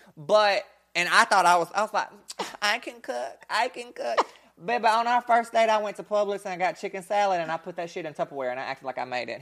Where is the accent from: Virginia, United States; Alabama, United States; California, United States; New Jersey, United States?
Alabama, United States; Bessemer; I'm white, but I grew up in Bessemer